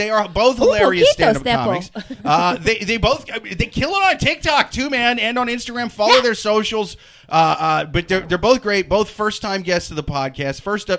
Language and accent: English; Midwest, United States; And I'm from the Midwest, and it sucks.